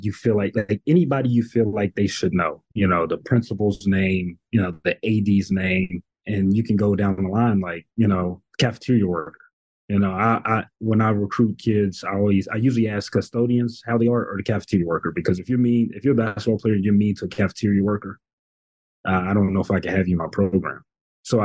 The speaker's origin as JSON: {"language": "English", "town": "Radford", "region": "Virginia", "country": "United States", "tie": "born or raised there", "said": "this is my hometown. So, you know, growing up here, being in a community"}